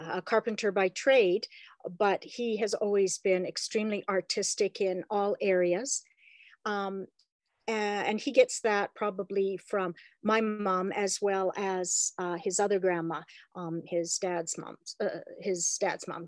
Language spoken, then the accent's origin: English; Calgary, Alberta, Canada; I am a native Albertan. I was born in Calgary, actually, so I'm a native Calgarian.